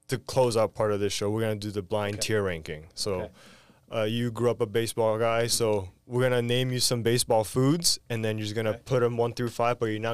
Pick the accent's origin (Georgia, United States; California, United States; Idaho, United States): California, United States; Redondo Beach; I grew up in Redondo Beach. I'm a Beach Cities kid